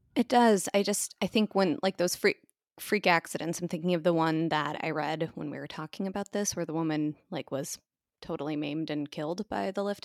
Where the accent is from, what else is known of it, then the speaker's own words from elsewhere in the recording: United States; being an American